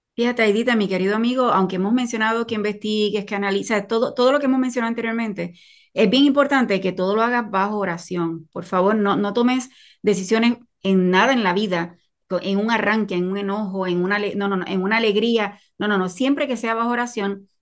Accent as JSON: {"language": "Spanish", "country": "Puerto Rico", "said": "soy de Puerto Rico"}